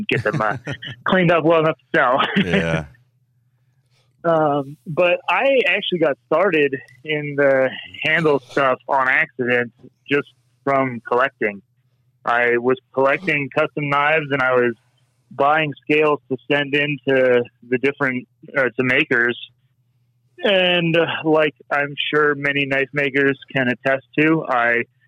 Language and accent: English; Southern California, United States; moved away; I grew up in Southern California.